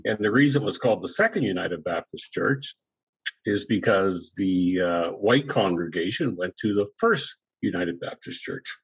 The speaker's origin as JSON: {"language": "English", "town": "New Glasgow", "region": "Nova Scotia", "country": "Canada", "tie": "born or raised there", "also_born_or_lived": "Truro, Nova Scotia", "said": "my hometown in Glasgow"}